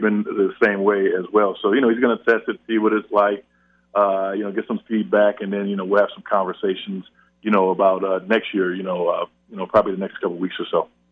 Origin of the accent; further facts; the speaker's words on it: Buffalo, New York, United States; moved away as an adult; also born or lived in New Orleans; growing up in Buffalo